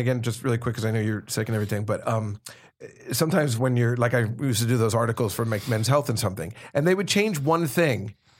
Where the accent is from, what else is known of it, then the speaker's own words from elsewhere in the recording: New Jersey, United States; I'm from Jersey.